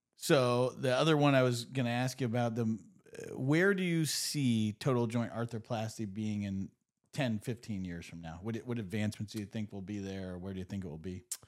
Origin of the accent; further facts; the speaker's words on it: Erie, Pennsylvania, United States; I grew up in Erie.